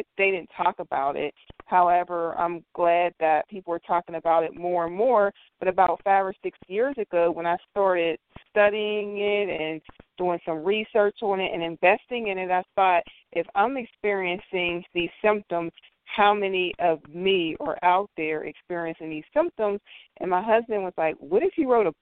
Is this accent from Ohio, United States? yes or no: no; western Pennsylvania, United States; I was born and raised in Pennsylvania, right here in western Pennsylvania.